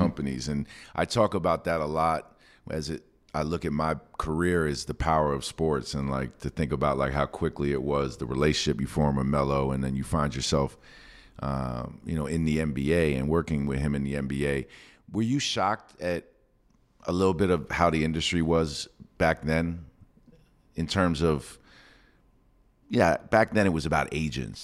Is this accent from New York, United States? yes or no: yes; New York City, New York, United States; I'm from New York City